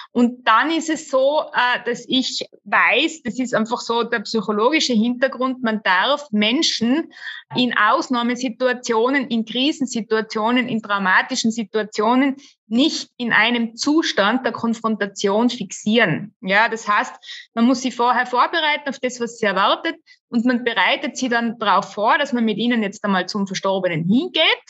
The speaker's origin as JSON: {"language": "German", "region": "Tyrol", "country": "Austria", "also_born_or_lived": "Innsbruck", "said": "bei uns in Tirol"}